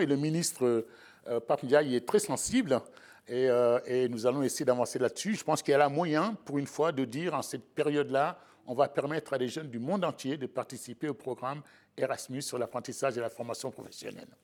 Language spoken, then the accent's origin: French; Sablé-sur-Sarthe, Pays de la Loire, France; j'ai grandi en province à Sablé